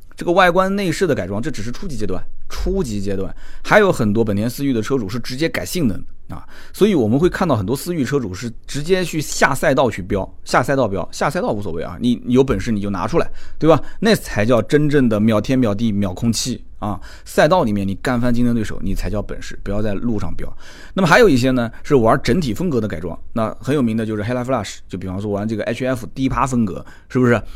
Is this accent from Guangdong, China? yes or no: no; Nanjing, Jiangsu, China; 我是土生土长的南京人